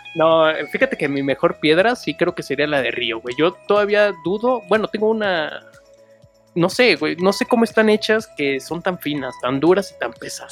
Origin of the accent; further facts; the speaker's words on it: Chimalhuacán, State of Mexico, Mexico; Yo soy de Chimalhuacán, bueno, de acá